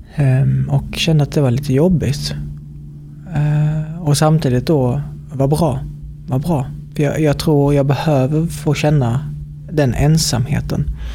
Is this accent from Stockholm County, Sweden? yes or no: no; Helsingborg, Skåne, Sweden; här i Helsingborg, där jag kommer ifrån